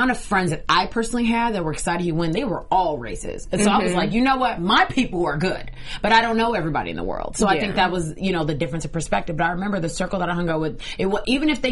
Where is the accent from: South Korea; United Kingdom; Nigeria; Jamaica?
Nigeria; now in United States; I'm from Nigeria, so I remember going back home